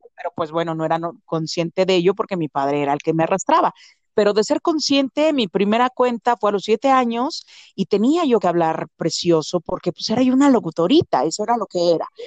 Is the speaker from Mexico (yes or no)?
yes; State of Mexico, Mexico; also born or lived in Xalapa, Veracruz / Perote, Veracruz; now in Mexico City, Mexico; llegué a vivir aquí a la Ciudad de México desde muy pequeña. en realidad, en la colindancia de la Ciudad de México con el establo de México, que es de Vaz, y ahí llego a los tres años y bueno, estoy del periodo de mis tres a mis trece años ahí